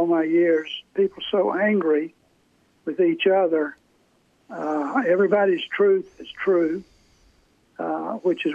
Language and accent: English; Atlanta, Georgia, United States; I'm from Atlanta